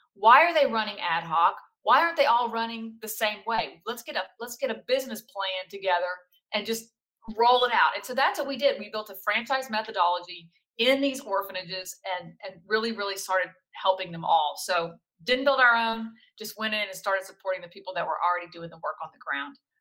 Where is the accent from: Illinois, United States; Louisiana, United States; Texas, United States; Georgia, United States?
Louisiana, United States; South; I'm from South Louisiana